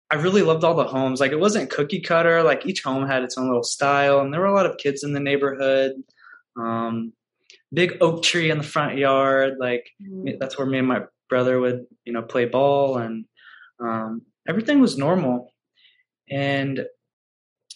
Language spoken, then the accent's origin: English; Louisville, Kentucky, United States; I grew up in Louisville, Kentucky